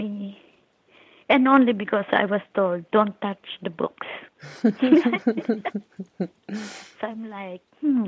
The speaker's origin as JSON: {"language": "English", "country": "Philippines", "tie": "born or raised there", "moved": "yes", "lives_now": "New York City, United States", "said": "I was born and raised in the Philippines"}